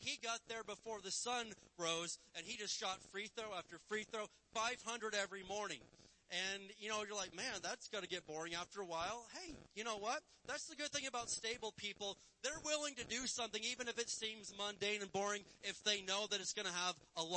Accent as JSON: {"language": "English", "region": "Indiana", "country": "United States", "tie": "born or raised there", "said": "I'm from Indiana"}